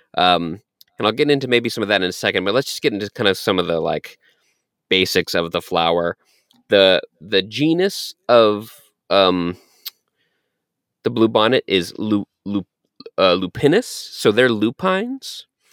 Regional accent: Texas, United States; I was born in Texas

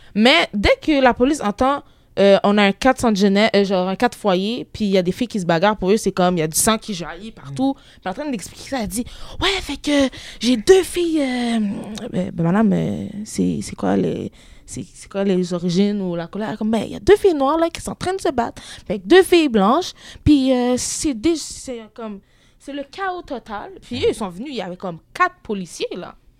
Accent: Quebec, Canada; je, viens d'ici

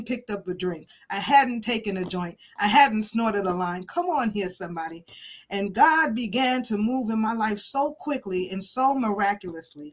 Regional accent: New York City, New York, United States; I grew up in Brooklyn, New York, as a child of a single mother

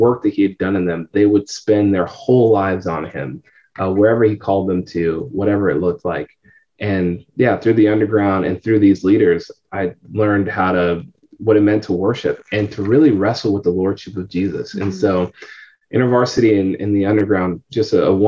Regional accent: San Francisco Bay Area, California, United States; moved away as an adult; now in Tampa, United States; I'm originally from California, San Francisco Bay Area.

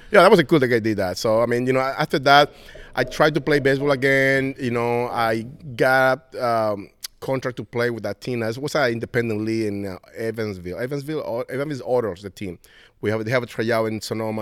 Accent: Venezuela; English is a second language; moved away as an adult; now in United States; I come here from Venezuela to play with the, with, with the Giants visa

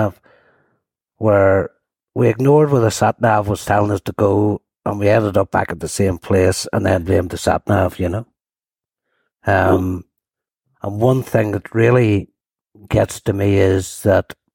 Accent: Lisburn, Northern Ireland, United Kingdom; I'm actually from a small housing estate at Blaris. 38 houses, that's how small it was. Rural housing estate that sat between Hillsborough and Lisburn

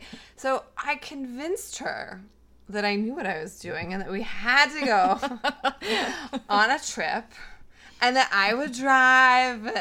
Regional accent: Chicago, Illinois, United States; I am from Chicago, so total city girl

